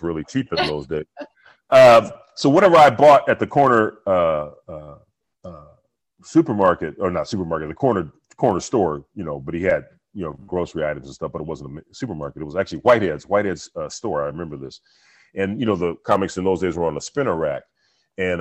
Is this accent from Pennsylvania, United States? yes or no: no; Los Angeles, California, United States; growing up in South Central